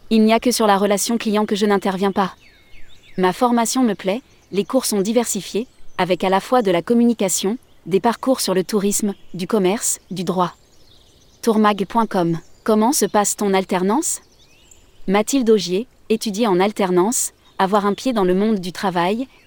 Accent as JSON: {"language": "French", "region": "Auvergne-Rhône-Alpes", "country": "France", "said": "Je recherchais une entreprise touristique en lien avec la montagne, car je suis originaire de Savoie."}